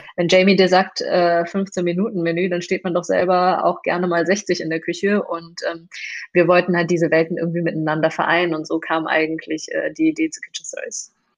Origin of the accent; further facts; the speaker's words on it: Moers, North Rhine-Westphalia, Germany; also born or lived in China / Duisburg; im Pott gelandet und äh, im Grunde genommen auch im Pott aufgewachsen. Ähm, mein Elternhaus ist in Mörs